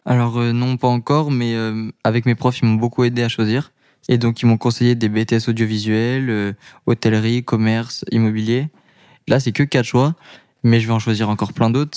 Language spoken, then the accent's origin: French; Paris, Île-de-France, France; je suis de Paris